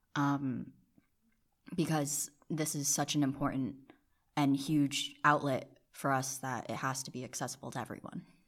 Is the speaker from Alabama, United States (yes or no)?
no; New Jersey, United States; also born or lived in South Korea; I am from Jersey. I was originally born in South Korea